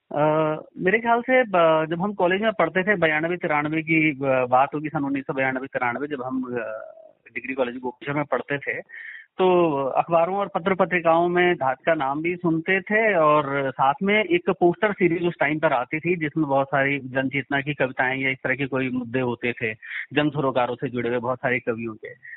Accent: Kedar valley, Uttarakhand, India; मैं तो यहीं का रहने वाला हूं

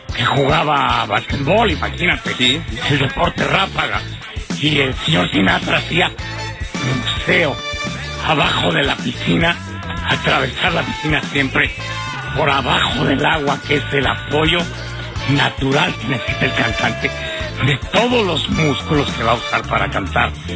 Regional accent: Mexico; cómo somos los mexicanos

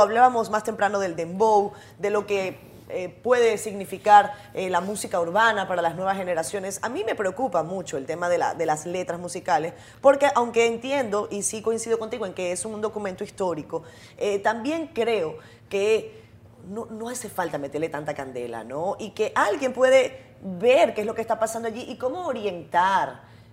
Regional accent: Venezuela; moved away as an adult; now in Dominican Republic; yo soy venezolana, yo vengo de, un país muy polarizado

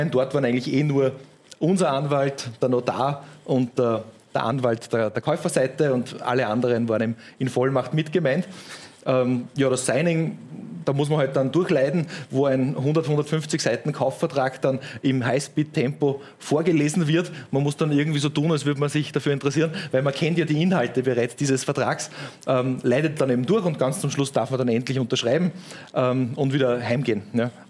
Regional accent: Upper Austria, Austria; aber ich war ähm, als Oberösterreicher quasi ähm, bei, einer, bei einer lokalen Bank

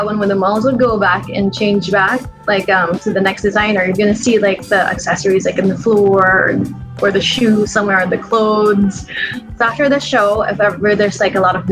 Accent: Philippines; I'm Filipino

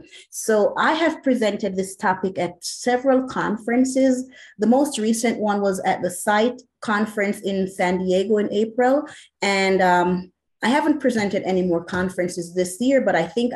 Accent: Jamaica; accent: Jamaican; moved away as an adult; now in United States; I was born in Jamaica

